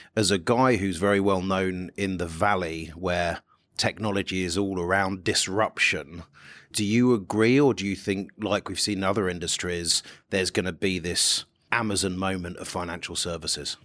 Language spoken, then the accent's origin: English; United Kingdom; my home country where there's this small thing called Brexit going on